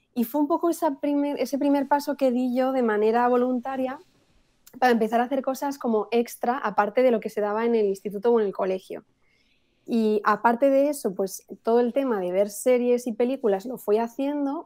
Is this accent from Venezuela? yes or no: no; Spain; mi familia española, todos somos españoles, nadie era bilingüe ni nada. Entonces yo empiezo en el colegio, aquí en España